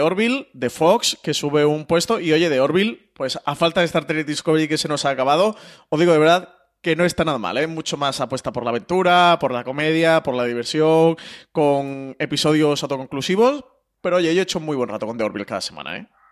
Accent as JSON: {"language": "Spanish", "town": "Málaga", "region": "Andalusia", "country": "Spain", "said": "yo que soy malagueño"}